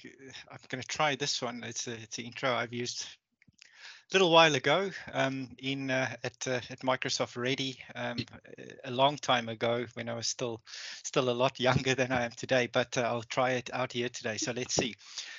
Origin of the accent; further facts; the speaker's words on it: South Africa; moved away as an adult; also born or lived in United Kingdom; now in New Zealand; I'm born and bred in South Africa. I spent most of my adult life in the UK, and now I live in rural New Zealand